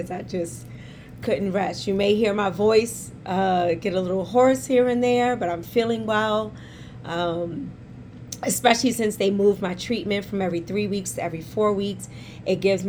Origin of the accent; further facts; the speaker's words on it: New York City, New York, United States; accent: New York; we born and raised in Harlem